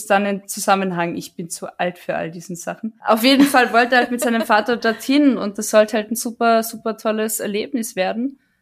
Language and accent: German; Villach, Carinthia, Austria; ich bin in der Gegend aufgewachsen, Kärnten und gerade Villach